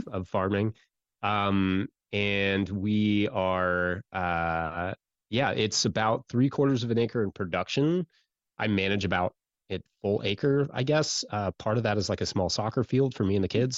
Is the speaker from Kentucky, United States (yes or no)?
yes; Central Kentucky, United States; I grew up in Central Kentucky